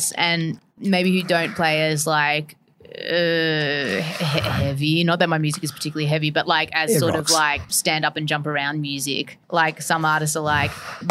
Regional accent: Melbourne, Victoria, Australia; growing up in Melbourne

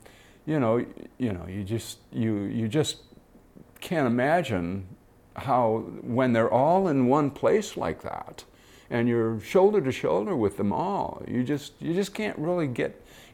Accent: Detroit, Michigan, United States; I grew up in Detroit and watched the Tigers play.

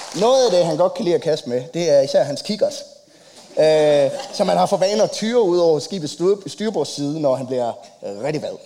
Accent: Copenhagen, Capital Region of Denmark, Denmark; jeg er fra København

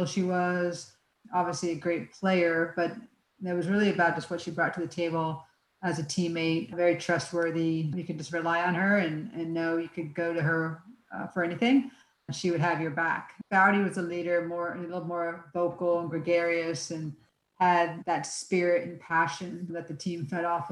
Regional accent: Northern Virginia, United States; moved away as an adult; also born or lived in Florida; I grew up in Northern Virginia

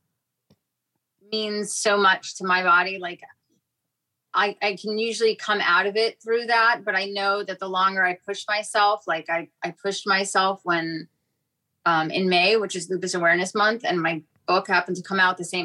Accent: New York City, New York, United States; moved away; also born or lived in Fort Lauderdale; I grew up in New York City

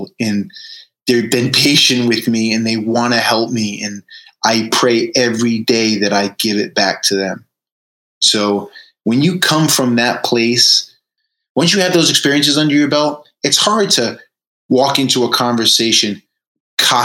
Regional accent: Fall River, Massachusetts, United States; the kid who grew up in Fall River, Massachusetts

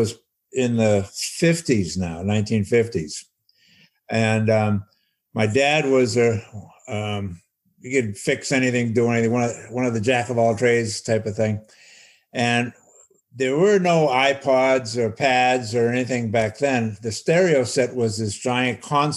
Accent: North Shore of Massachusetts, United States; I grew up on the North Shore of Massachusetts, about 45 minutes north of Boston

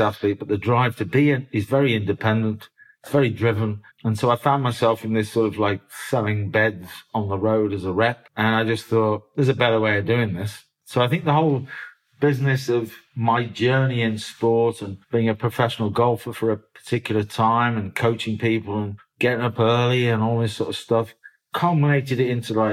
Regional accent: Birmingham, West Midlands, United Kingdom; moved away; also born or lived in Oldham, Manchester; I was born in North Birmingham.

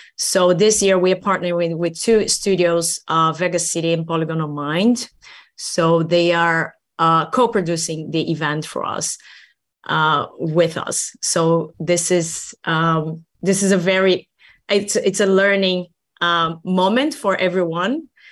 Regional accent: Brazil; now in Helsinki, Finland; I'm, I'm from Brazil originally

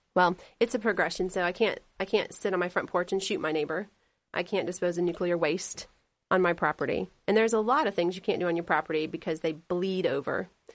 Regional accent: Delaware County, Indiana, United States; now in Henry County, United States; I grew up in Delaware County.

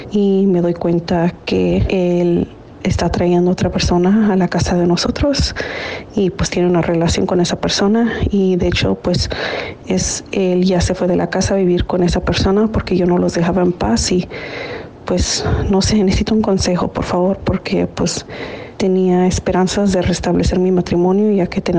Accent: Panama; now in Washington, D.C., United States; estoy hablando desde Washington, D.C., pero mi país de origen es Panamá.

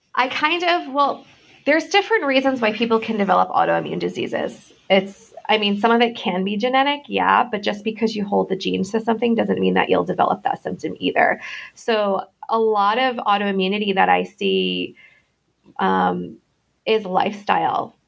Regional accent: Connecticut, United States; moved away as an adult; also born or lived in Rhode Island / Boston / Manhattan / Florida; I was born in Connecticut. I grew up between there and Rhode Island

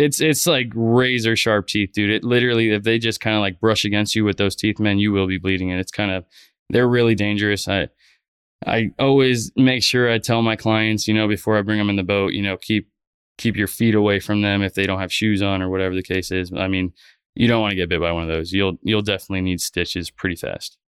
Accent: Fort Lauderdale, Florida, United States; also born or lived in Miami; Born and raised in South Florida. I was born in Miami and, uh, grew up in Fort Lauderdale

